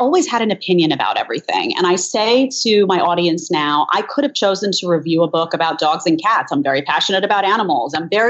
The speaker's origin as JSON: {"language": "English", "town": "New York City", "region": "New York", "country": "United States", "tie": "born or raised there", "said": "I'm from Staten Island, and my dad is actually from Long Island. He's from Elmont. And my mom grew up in Brooklyn."}